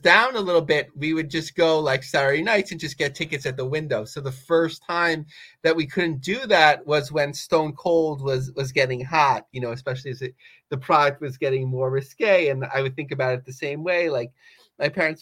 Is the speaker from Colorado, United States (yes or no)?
no; Yonkers, New York, United States; I grew up in Yonkers